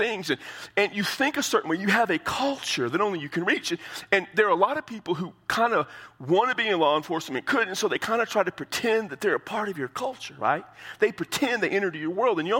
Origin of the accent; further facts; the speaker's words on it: United States; As Americans